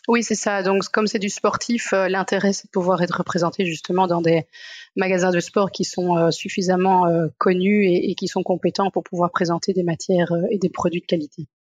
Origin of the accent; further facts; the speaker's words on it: Brussels, Brussels-Capital Region, Belgium; je viens de Bruxelles